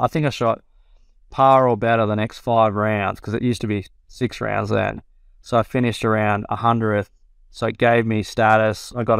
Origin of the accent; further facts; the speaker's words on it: Australia; I had a lot of friends my age that I grew up in Australia that were playing there.